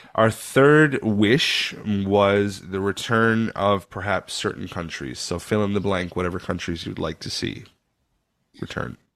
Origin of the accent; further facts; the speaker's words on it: Canada; I'm born Canadian, but I think I have a little German in me